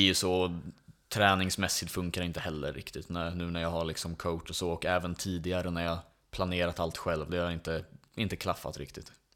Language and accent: Swedish; Åkersberga, Stockholm County, Sweden; jag är uppväxt i Åkersberga och bor fortfarande där